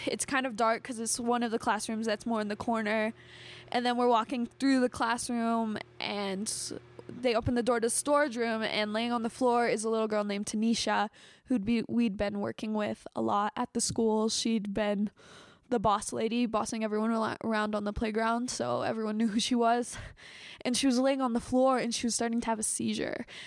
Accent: United States; as American

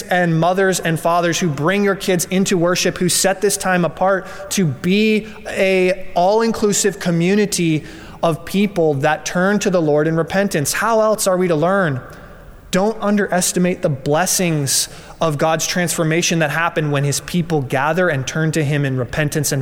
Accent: Colorado, United States; I'm from Colorado

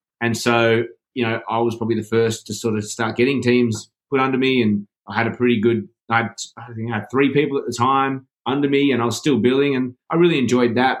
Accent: Sydney, New South Wales, Australia; also born or lived in Byron Bay, Australia; we moved back down here to Sydney, you know, when I was a couple of years old. So, yeah, I'm a lifer

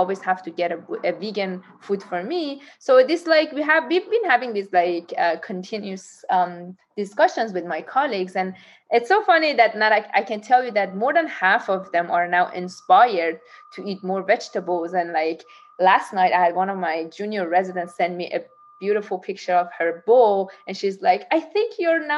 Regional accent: Tehran, Tehran Province, Iran; now in San Diego, United States; I was born in Tehran

